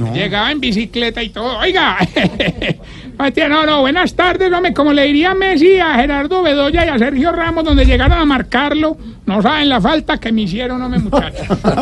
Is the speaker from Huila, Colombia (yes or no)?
no; Cúcuta, Norte de Santander, Colombia; nos representó a nosotros como colombianos, como cucuteños